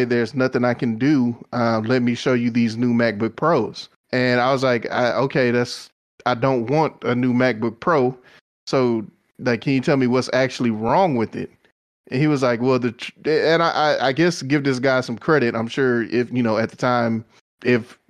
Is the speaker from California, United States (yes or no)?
no; Texas, United States; I'm from Texas